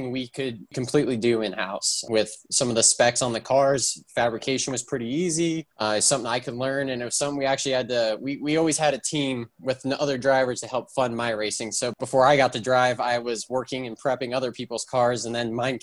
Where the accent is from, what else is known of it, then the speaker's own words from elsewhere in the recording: California, United States; I'm from California originally, and I grew up 10 minutes away from Willow Springs Raceway, which is a historic facility in the West Coast, closest racetrack